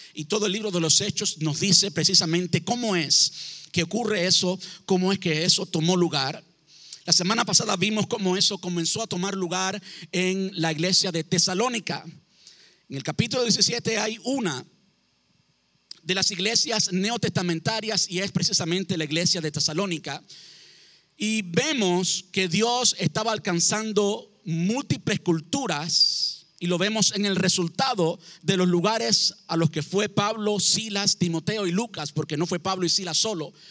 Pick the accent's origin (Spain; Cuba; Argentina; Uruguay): Cuba; now in United States; Yo llevo en este país 20 años, hace más tiempo que vivo en Estados Unidos del tiempo que viví en Cuba